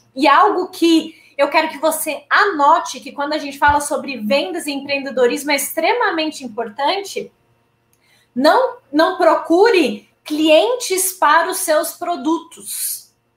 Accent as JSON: {"language": "Portuguese", "region": "interior of Paraná", "country": "Brazil", "moved": "yes", "said": "eu sou VIP, que é vim do interior do Paraná."}